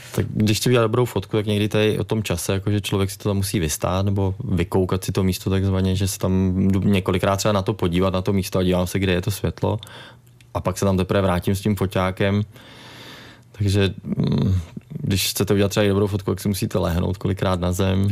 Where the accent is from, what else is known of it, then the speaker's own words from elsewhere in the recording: Hradec Králové, Hradec Králové Region, Czechia; jsme tady z Hradce nebo z, z Královéhradeckého kraje